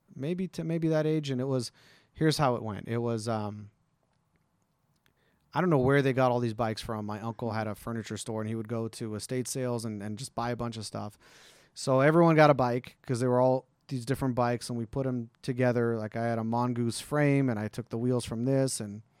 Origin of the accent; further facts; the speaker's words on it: Green Valley, Nevada, United States; they live in Summerlin. I grew up in Green Valley.